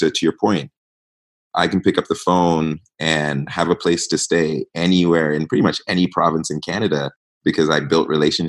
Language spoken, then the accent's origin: English; Ghana; also born or lived in East Africa; So definitely a lot of pride in being Ghanaian.